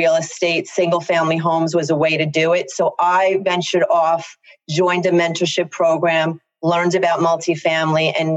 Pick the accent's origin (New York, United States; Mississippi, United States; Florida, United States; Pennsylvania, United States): New York, United States; Long Island; accent: very thick Long Island; I live in Long Island, in case anyone can't figure that out from my very thick accent